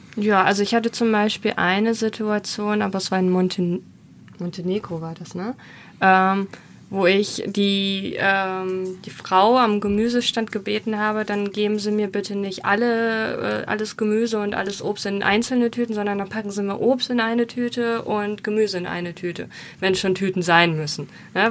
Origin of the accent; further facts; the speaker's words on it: Germany; Wir waren als Deutsche